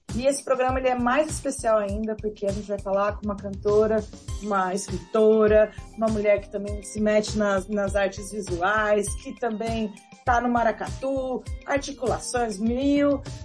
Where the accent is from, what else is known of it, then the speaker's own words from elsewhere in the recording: Araraquara, São Paulo, Brazil; lá de Araraquara, lá da minha terra natal, do interior de São Paulo